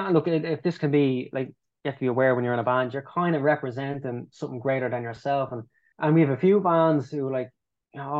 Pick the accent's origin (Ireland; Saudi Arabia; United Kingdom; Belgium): Ireland; we love being Irish, we love the fact we're Irish